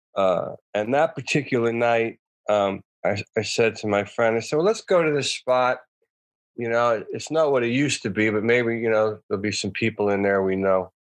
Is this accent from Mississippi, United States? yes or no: no; outside of Philadelphia, Pennsylvania, United States; I grew up outside of Philadelphia